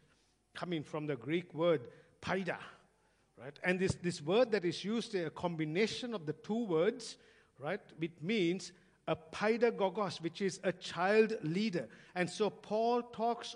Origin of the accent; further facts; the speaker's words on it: Sri Lanka; now in Australia; growing up in Sri Lanka, I used to drive past many army barracks